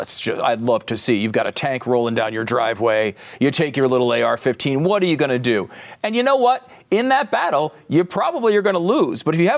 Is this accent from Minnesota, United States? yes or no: no; Connecticut, United States; I grew up in Connecticut, okay? No one I knew, I can't think of anybody that I knew that had guns or was a gun person.